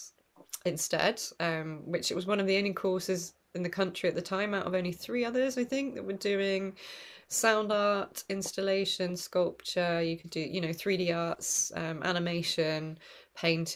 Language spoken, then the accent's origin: English; Oxford, South East England, United Kingdom; moved away as an adult; also born or lived in Southampton / Manchester; now in Huddersfield, United Kingdom; I was born in Oxford, actually, but moved in my 20s to study visual arts in Manchester